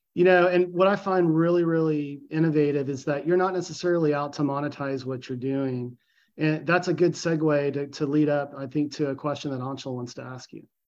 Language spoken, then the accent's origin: English; Austin, Texas, United States; my hometown of Austin, Texas